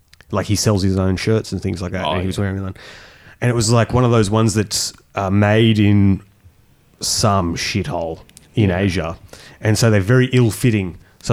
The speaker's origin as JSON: {"language": "English", "country": "Germany", "tie": "born there", "said": "Wait, I was born in Germany."}